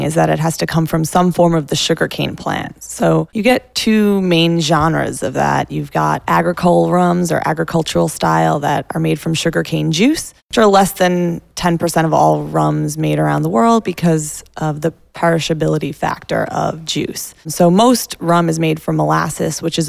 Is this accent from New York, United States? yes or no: yes; New York City, New York, United States; also born or lived in Brooklyn; I am a native New Yorker.